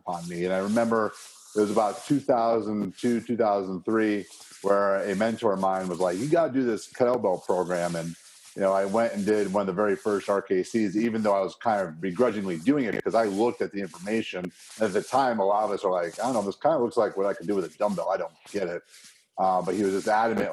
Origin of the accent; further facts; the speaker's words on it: Chicago, Illinois, United States; moved away; also born or lived in Arizona; Growing up in Chicago